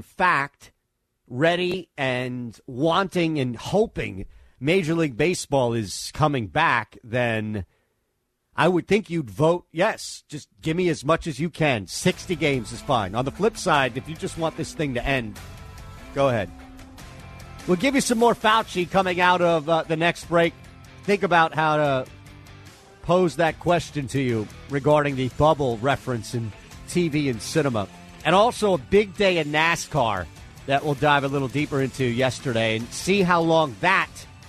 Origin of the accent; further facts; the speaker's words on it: Bronx, New York, United States; also born or lived in Southern Connecticut; We're from the same state and really the same region. He's from Long Island. I'm originally from the Bronx and then moved to Southern Connecticut.